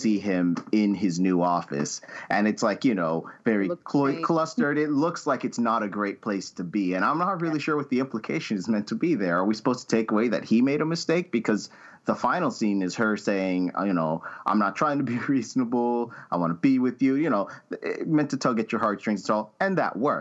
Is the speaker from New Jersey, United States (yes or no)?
no; Florida, United States; we're all from Florida